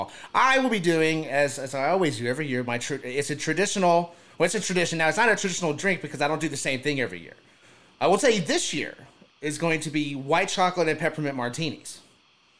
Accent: Texas, United States; Irby and I, of course, are from Texas

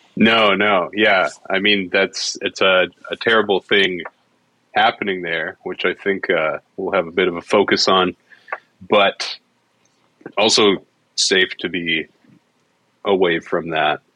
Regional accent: Alberta, Canada; I was from Alberta. I'm from Alberta

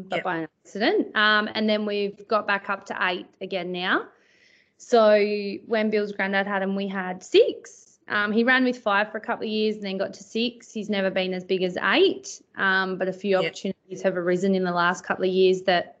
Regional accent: Perth, Western Australia, Australia; now in Pingelly, Australia; I grew up in Perth

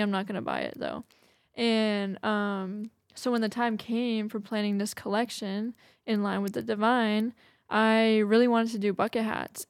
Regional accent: Massachusetts, United States; moved away as an adult; also born or lived in New Bedford, Massachusetts; now in Redding, United States; I'm from Massachusetts

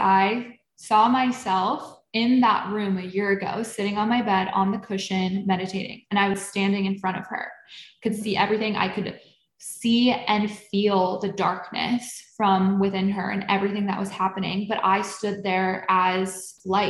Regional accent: Buffalo, New York, United States; I grew up in Buffalo, New York

